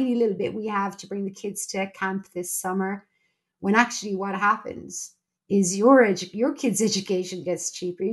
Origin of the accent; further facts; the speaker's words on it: Ireland; I'm Irish and I'm a member of the EU